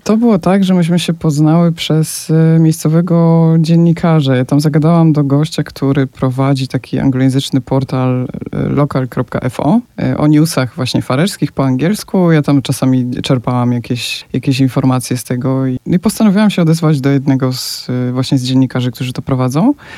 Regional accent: Poland; now in Faroe Islands; jestem gdzieś tam z Polski, z dalekiego kraju

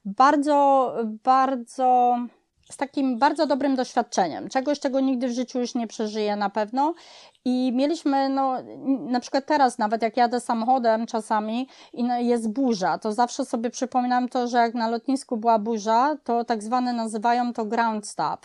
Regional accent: Kraków, Lesser Poland, Poland; now in United States; ja pochodzę z dużego miasta, z Krakowa

